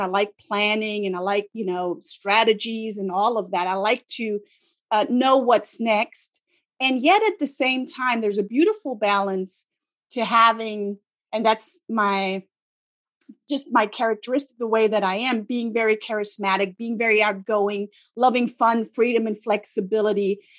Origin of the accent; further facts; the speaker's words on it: Germany; English is a second language; they're like, oh, you're German, but you don't sound like a German. And then I ask them, what do you want me to do? Do you want me to speak like a German in speaking English?